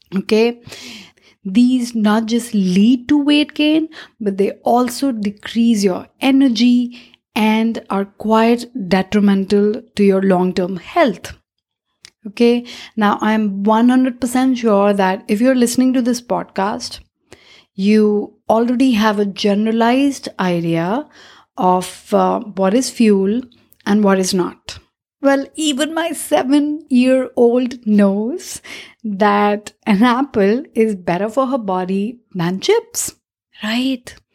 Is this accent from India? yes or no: yes; India; As an Indian